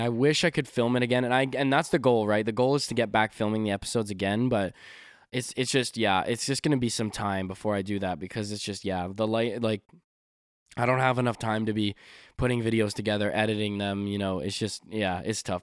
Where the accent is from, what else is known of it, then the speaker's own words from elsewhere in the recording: Canada; 'cause I'm from Canada, we don't really say y'all